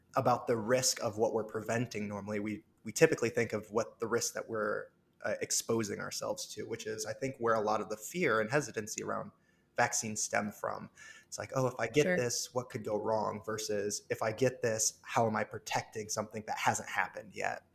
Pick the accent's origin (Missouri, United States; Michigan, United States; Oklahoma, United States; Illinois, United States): Illinois, United States; Orion; now in Chicago, United States; I'm from a small town called Orion, Illinois. But yeah, I grew up on a farm with cows and corn and moved to the big city for school just uh, four years ago